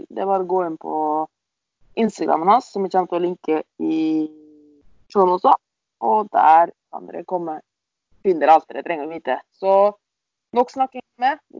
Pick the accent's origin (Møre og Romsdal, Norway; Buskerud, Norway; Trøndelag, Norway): Møre og Romsdal, Norway; accent: Romsdal dialect; nå blir det mye, mye romsdalingsdialekt.